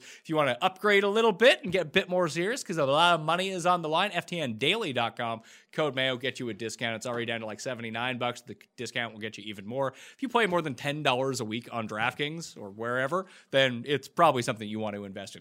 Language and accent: English; Canada; as a Canadian